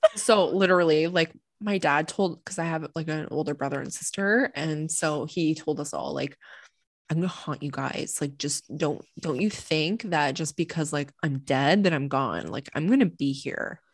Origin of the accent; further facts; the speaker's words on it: Canada; we're fucking Canadian